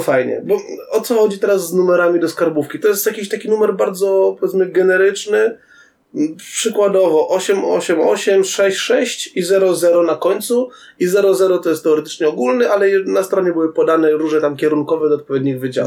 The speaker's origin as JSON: {"language": "Polish", "town": "Tarnobrzeg", "region": "Subcarpathian Voivodeship", "country": "Poland", "tie": "born or raised there", "moved": "yes", "said": "pojechałem do rodzinnego Tarnobrzega"}